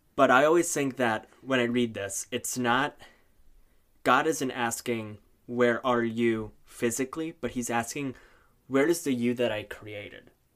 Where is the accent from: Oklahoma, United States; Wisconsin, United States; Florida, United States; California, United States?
Wisconsin, United States; Neenah; also born or lived in San Jose, Costa Rica; now in Duluth, United States; I am originally from San Jose, Costa Rica, and then when I was around five years old, My dad w-, was offered a job in the bustling metropolis of Neenah, Wisconsin